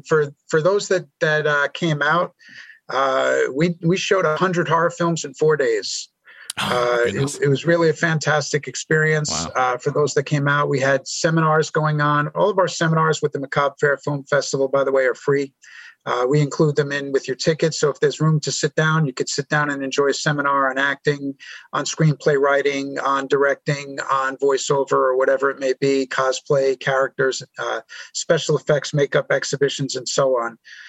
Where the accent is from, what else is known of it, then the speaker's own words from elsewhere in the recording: New York, United States; born there; now in Nashville, United States; I was born in New York. I've lived in a lot of places over my life, even overseas.